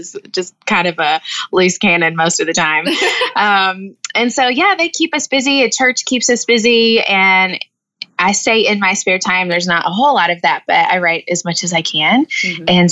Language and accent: English; Jackson, Tennessee, United States; moved away as an adult; now in Missouri, United States; I was born and raised in West Tennessee, and my husband dragged me to Missouri.